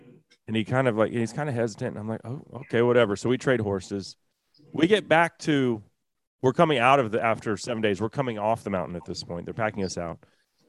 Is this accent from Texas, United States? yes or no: yes; Texas, United States; everyone rides horses growing up in Texas, at least some as a kid.